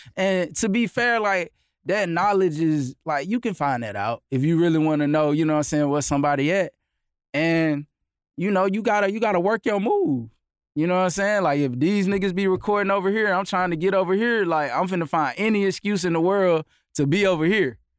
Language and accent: English; Augusta, Georgia, United States; I'm from Augusta.